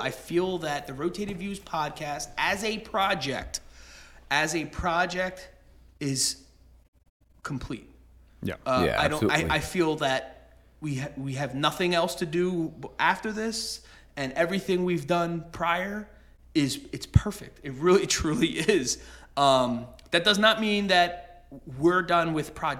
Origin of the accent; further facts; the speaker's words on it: Bristol, Pennsylvania, United States; the town we grew up in Bristol, Pennsylvania